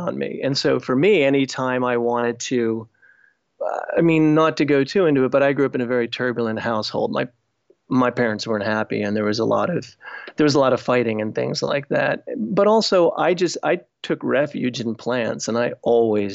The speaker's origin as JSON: {"language": "English", "area": "Essex County", "region": "Northeast New Jersey", "country": "United States", "tie": "born or raised there", "said": "I grew up in Northeast New Jersey, about 15 miles outside of New York City, in an area called Essex County."}